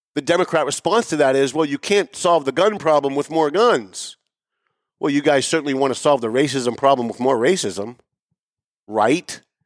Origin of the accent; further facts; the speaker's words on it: Lawrence, United States; I grew up in Lawrence